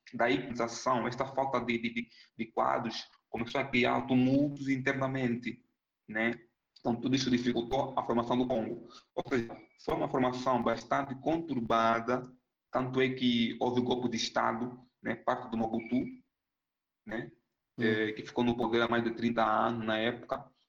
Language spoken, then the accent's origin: Portuguese; Angola; moved away as an adult; also born or lived in São Paulo, Brazil; now in Minas Gerais, Brazil; eu sou angolano, né? Vim da Angola em 2011 para o Brasil